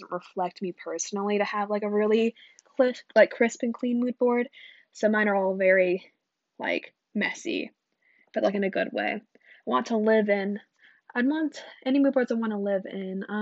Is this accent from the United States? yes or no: yes; United States; Yeah, no, I'm American.